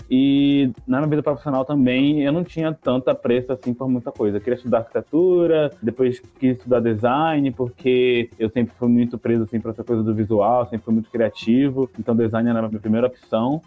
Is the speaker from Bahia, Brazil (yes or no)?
yes; Salvador, Bahia, Brazil; eu nasci em Câmara das Pedrinhas, em Salvador, e eu cresci super sem perspectiva de futuro